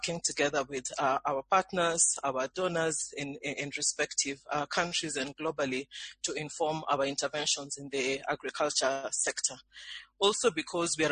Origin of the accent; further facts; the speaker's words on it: Kenya; I'm based in Nairobi, Kenya. I'm Kenyan myself.